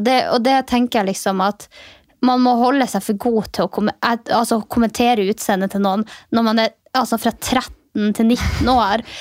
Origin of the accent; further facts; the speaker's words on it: Finnmark, Norway; moved away; also born or lived in Alta; der jeg kommer ifra